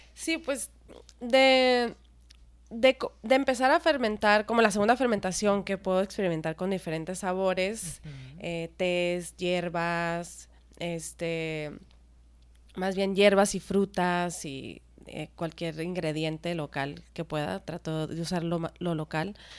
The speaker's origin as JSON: {"language": "Spanish", "region": "Sonora", "country": "Mexico", "also_born_or_lived": "United States", "said": "yo soy de Sonora"}